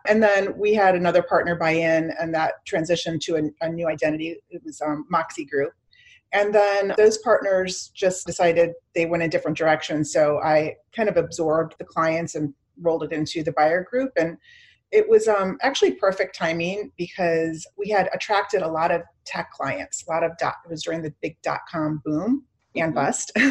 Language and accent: English; Miami, Florida, United States; also born or lived in Chicago, Illinois; I grew up mainly in Miami. So, my family, um, my mom was a single mom, and I had a had a sister, and so we moved to Miami when I was in junior high